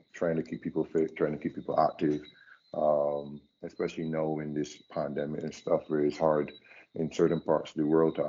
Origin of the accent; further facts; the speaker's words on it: Barbados; also born or lived in England; from Barbados